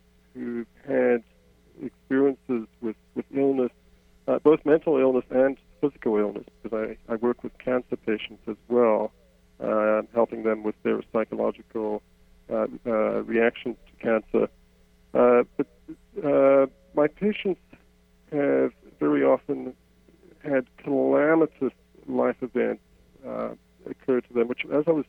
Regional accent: South Africa; accent: South African; moved away as an adult; now in Canada; I grew up in South Africa, as my accent betrays. I spent most of my adult life in Canada

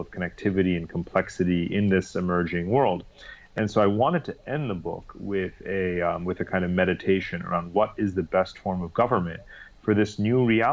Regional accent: New York, United States; moved away as an adult; also born or lived in London; now in Singapore; I'm actually from the East Coast, from New York, where I grew up

